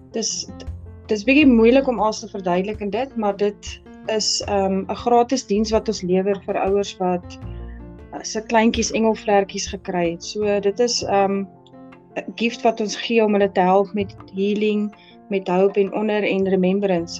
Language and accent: Afrikaans; Potchefstroom, North West, South Africa; moved away as an adult; now in Welkom, South Africa; Ek is aanvanklik eintlik van Potchefstroom, maar ek bly nou al so 'n paar jaar hierso.